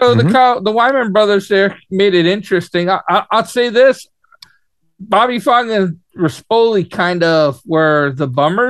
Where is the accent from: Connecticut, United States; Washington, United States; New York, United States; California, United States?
New York, United States; as a New Yorker